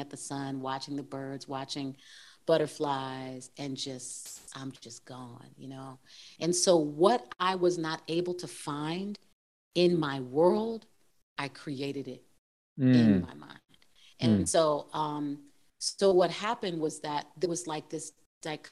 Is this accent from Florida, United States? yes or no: no; Plymouth, Massachusetts, United States; We grew up in Plymouth, Massachusetts on 300 acres of land